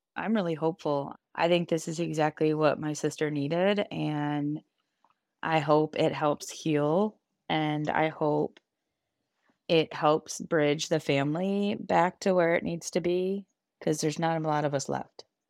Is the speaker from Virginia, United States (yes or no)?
yes; Alexandria, Virginia, United States; I am from Alexandria, Virginia